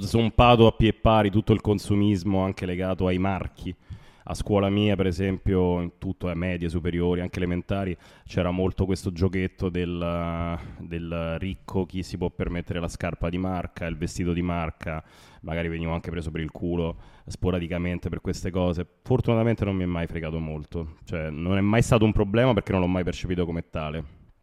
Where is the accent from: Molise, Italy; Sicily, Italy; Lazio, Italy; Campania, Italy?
Lazio, Italy; Rome; le origini ovviamente sono di Roma